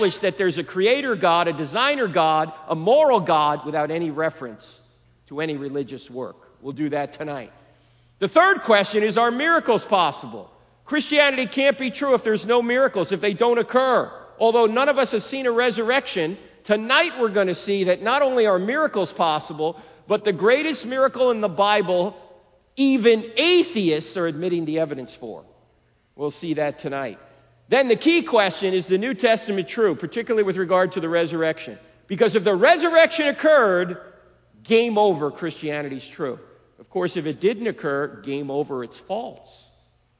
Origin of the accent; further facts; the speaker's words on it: New Jersey, United States; moved away; I'm originally from New Jersey